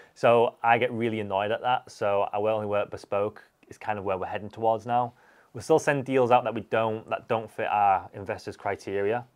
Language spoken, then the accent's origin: English; Huddersfield, Yorkshire and the Humber, United Kingdom; from Huddersfield.